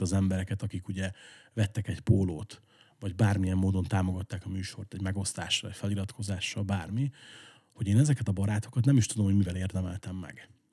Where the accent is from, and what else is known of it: Esztergom, Komárom-Esztergom, Hungary; born or raised there